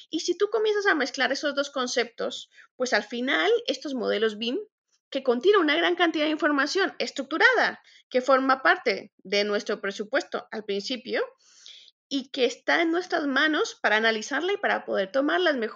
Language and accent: Spanish; Colombia; also born or lived in Spain; Soy colombiana y española también. Soy arquitecta por la Universidad Politécnica de Madrid